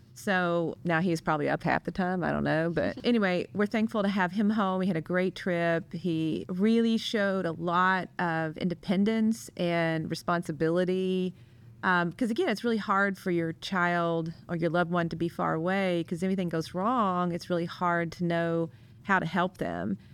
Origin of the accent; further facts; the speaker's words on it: Kentucky, United States; now in St. Louis, United States; my hometown in Kentucky